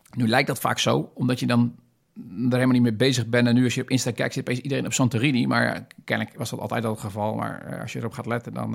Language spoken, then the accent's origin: Dutch; Netherlands; Ik ben een Nederlander